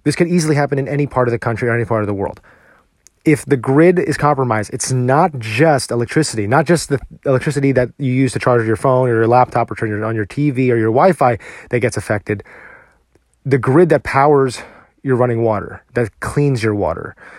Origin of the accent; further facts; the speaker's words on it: New Jersey, United States; now in Texas, United States; I grew up in New Jersey, and I drove in this weather all the time